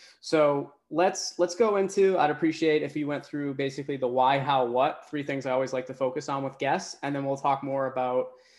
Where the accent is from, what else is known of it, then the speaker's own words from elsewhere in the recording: Boston, Massachusetts, United States; I'm from the Boston, area as well.